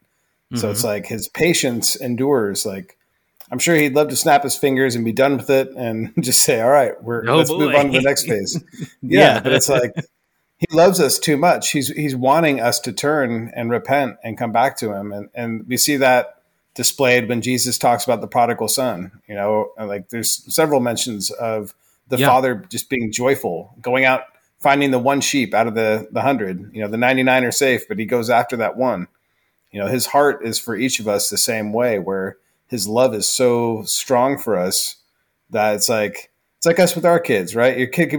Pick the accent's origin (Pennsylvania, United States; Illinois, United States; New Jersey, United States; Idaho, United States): Idaho, United States; No, we're from Idaho. And everyone's eyes just get big. Like, what brought you out here from Idaho?